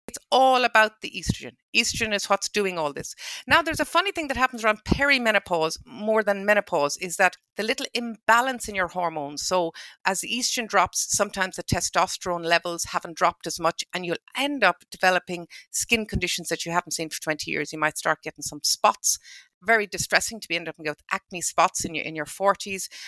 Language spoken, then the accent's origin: English; Ballinrobe, Connacht, Ireland; I'm from Ballinrobe, and my parents from Ballinrobe, and my grandparents from Ballinrobe